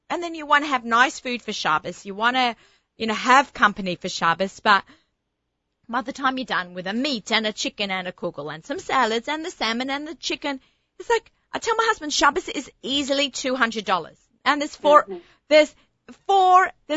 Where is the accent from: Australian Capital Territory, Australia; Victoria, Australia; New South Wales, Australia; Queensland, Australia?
New South Wales, Australia; Sydney; now in New York, United States; When I was growing up in Australia in the 70s and the 80s